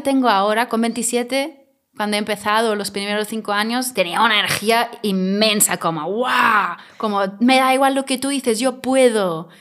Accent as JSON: {"language": "Spanish", "country": "Germany", "second_language": "Spanish", "moved": "yes", "lives_now": "Mallorca, Spain", "said": "soy alemana"}